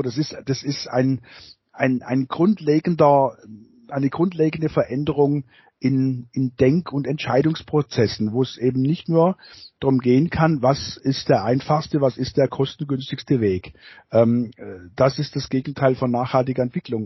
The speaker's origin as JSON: {"language": "German", "region": "Baden-Württemberg", "country": "Germany", "said": "bei uns in Baden-Württemberg"}